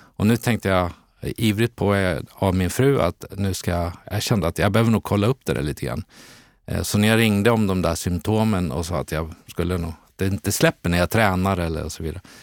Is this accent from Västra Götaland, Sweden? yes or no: yes; Borås, Västra Götaland, Sweden; also born or lived in Eskilstuna / Stockholm; now in Täby, Sweden; jag är född i Borås, hade en period i Eskilstuna, landade sen in i Stockholm 92 där jag bor kvar